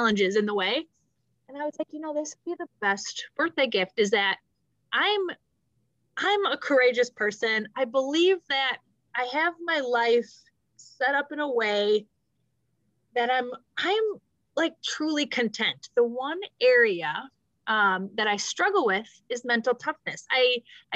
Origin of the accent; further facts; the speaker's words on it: Midwest, United States; we're both from the Midwest